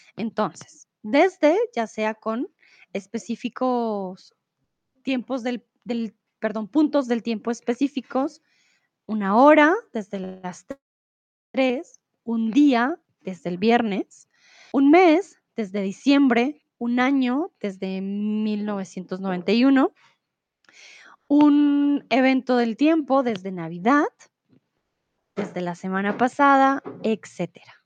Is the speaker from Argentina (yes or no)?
no; Colombia; now in Mexico; Soy de Colombia, pero ahora vivo en México.